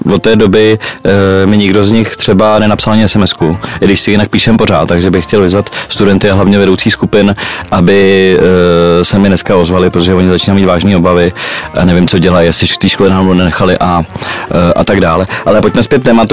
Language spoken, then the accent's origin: Czech; Czechia; my Češi